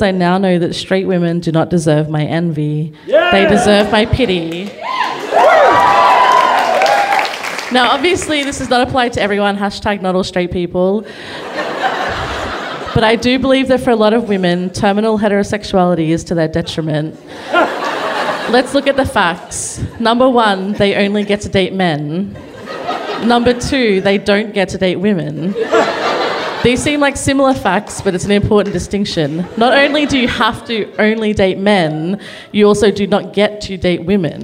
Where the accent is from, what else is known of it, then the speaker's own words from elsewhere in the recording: Toowoomba, Queensland, Australia; when I was a young girl growing up in Toowoomba in regional Queensland